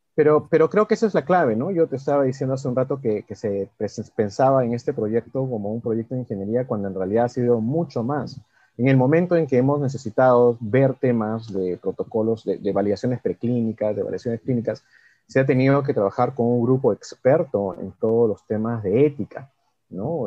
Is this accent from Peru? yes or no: yes; Peru